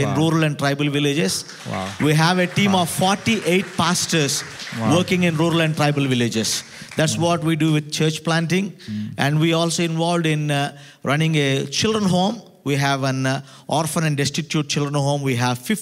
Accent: South India, India; I come all the way from South India.

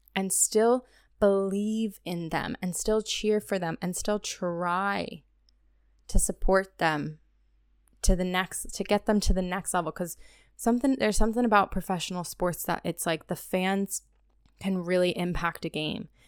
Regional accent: United States; coming in as an American

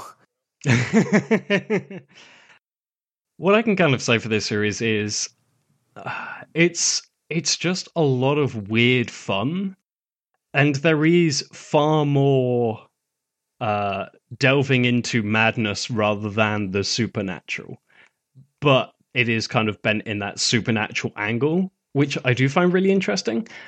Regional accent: United Kingdom; as a Brit

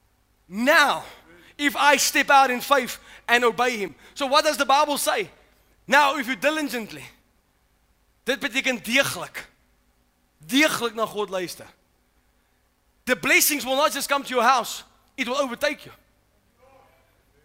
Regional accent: South Africa; now in United States; I'm actually from South Africa.

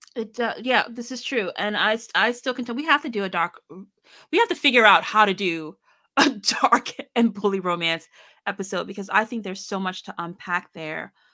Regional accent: Annapolis, Maryland, United States; I'm from Annapolis, Maryland

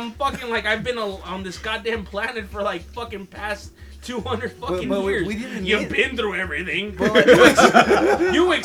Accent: Compton, California, United States; I'm from Compton, sure, and it's pretty ghetto here

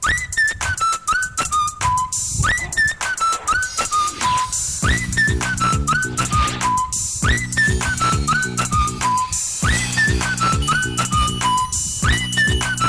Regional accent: Canada; first language Mandarin; English is a second language; moved away as an adult; now in China; I have such a thick, heavy accent, it's because I grew up in Canada

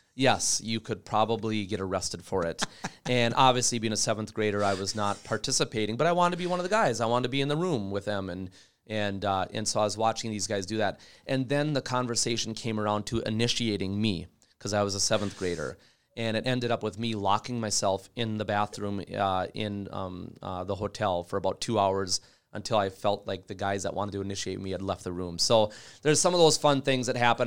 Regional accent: Bemidji, Minnesota, United States; I grew up in Bemidji

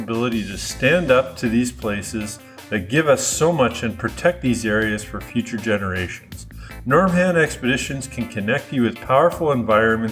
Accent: Ontario, Canada; moved away as an adult; also born or lived in Western Canada; I'm originally from Ontario. I've since come back. I did spend 12 great years out west

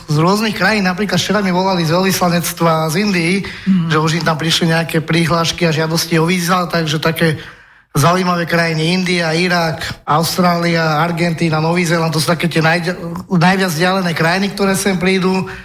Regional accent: Trnava, Trnava Region, Slovakia; Trnava preto, lebo som v podstate Trnavčan

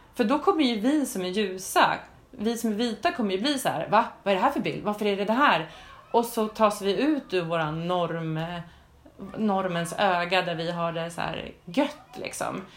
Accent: Sweden; nu är jag kanske inte från den mest förfördelade delen av världen, men att som svensk

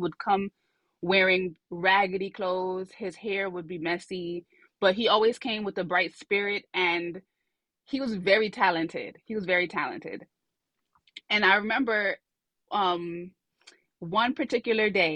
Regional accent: New York City, New York, United States; I grew up in Brooklyn, New York.

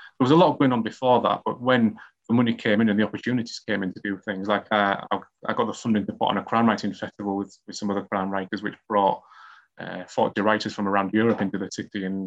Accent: Hull, Yorkshire and the Humber, United Kingdom; writing mysteries and murder mysteries in my hometown of Hull

